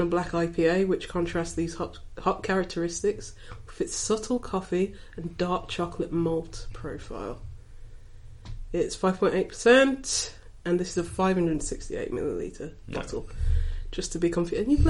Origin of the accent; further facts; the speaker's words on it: Birmingham, West Midlands, United Kingdom; I'm from Birmingham, but even in my little area of the city, you see posters on, like, just bus stops.